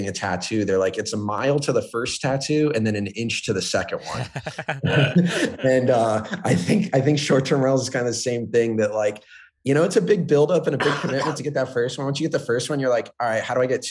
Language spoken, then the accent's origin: English; Florida, United States; growing up in Florida, everything's flat